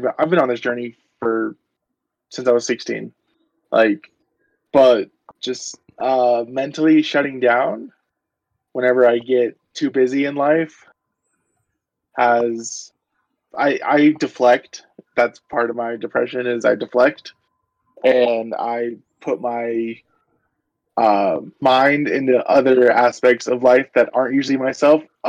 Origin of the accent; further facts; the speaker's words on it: Hilliard, Florida, United States; growing up in the South in the ghetto in Hilliard, Florida